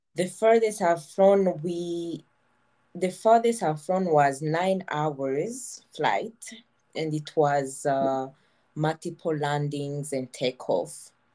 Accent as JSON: {"language": "English", "region": "Kigali", "country": "Rwanda", "tie": "born or raised there", "moved": "as an adult", "lives_now": "Montreal, Canada", "said": "I was born in Rwanda. I grew up in Kigali"}